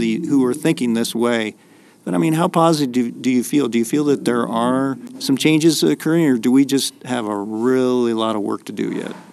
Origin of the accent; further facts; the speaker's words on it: Iowa, United States; moved away; I'm from Iowa originally